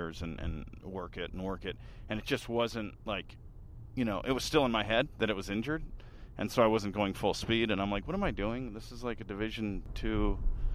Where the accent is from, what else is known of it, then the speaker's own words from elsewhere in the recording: Orange County, California, United States; also born or lived in Toledo, Ohio / Helena, Montana; now in Los Angeles, United States; Originally Toledo, Ohio, but I grew up in Orange County, California. We moved out when I was a kid